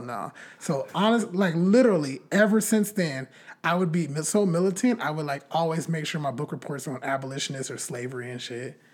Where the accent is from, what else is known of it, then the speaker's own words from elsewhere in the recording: Bakersfield, California, United States; also born or lived in Riverside, California; I grew up in Bakersfield, California.